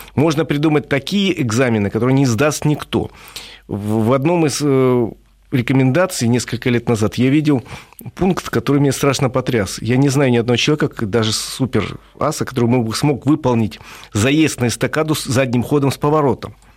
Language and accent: Russian; Moscow, Russia; Москве, это м-, мой родной город